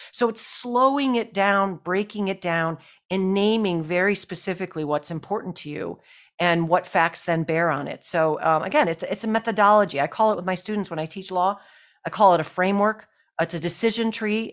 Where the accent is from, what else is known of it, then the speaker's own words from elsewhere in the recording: Buffalo, New York, United States; I grew up in Buffalo, New York